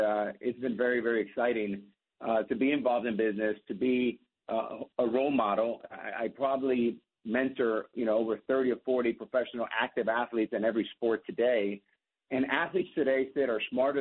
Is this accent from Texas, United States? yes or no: no; Miami, Florida, United States; also born or lived in New York; born in New York, raised in Miami